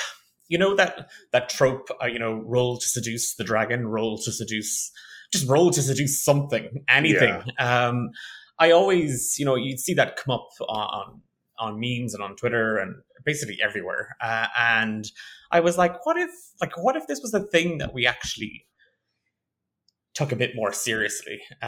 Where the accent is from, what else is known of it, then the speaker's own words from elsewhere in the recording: Ireland; accent: Irish; So a lot of people tell me I don't have a strong Irish accent, but I'm from Ireland